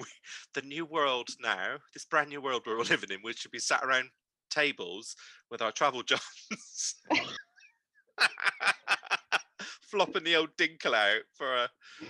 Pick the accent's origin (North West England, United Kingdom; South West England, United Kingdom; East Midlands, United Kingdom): South West England, United Kingdom; Bristol; accent: Bristol; I tried to soften it and get rid of it because I was very embarrassed about my Bristol accent